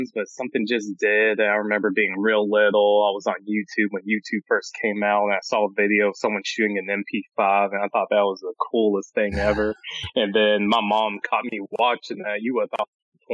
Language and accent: English; Louisville, Kentucky, United States; I grew up in the West End of Louisville my entire life